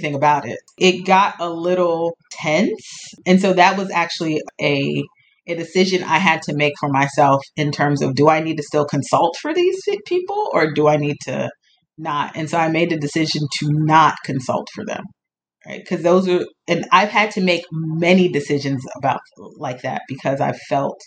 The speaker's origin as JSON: {"language": "English", "area": "Montgomery County", "region": "Maryland", "country": "United States", "tie": "born or raised there", "said": "I grew up in Maryland, in Montgomery County, Maryland"}